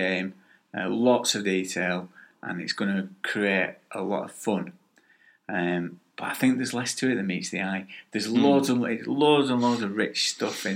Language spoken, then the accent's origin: English; Lancashire, North West England, United Kingdom; accent: Lancashire